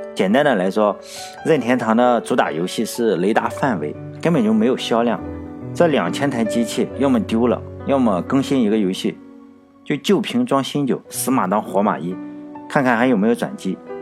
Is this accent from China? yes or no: yes; China; 咱们大陆这边都叫桃子公主